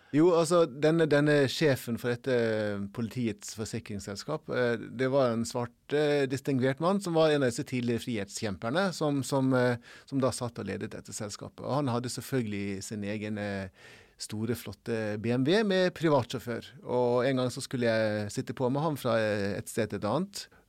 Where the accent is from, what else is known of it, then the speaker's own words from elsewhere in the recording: Norway; som nordmann å komme til Afrika